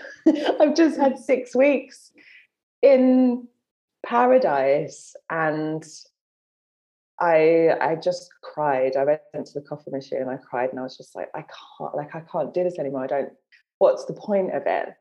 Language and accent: English; London, United Kingdom; I grew up in London